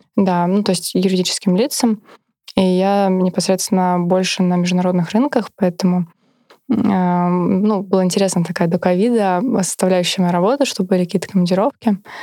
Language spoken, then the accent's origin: Russian; Kaluga, Kaluga Oblast, Russia; я сама вообще из Калуги, закончила там школу